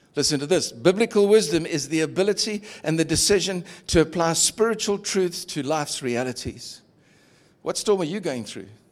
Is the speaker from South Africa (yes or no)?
yes; Durban, KwaZulu-Natal, South Africa; moved away; I grew up in Durban's beachfront